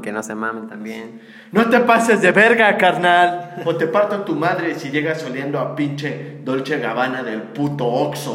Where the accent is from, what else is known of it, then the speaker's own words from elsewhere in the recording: Mexico; somos de México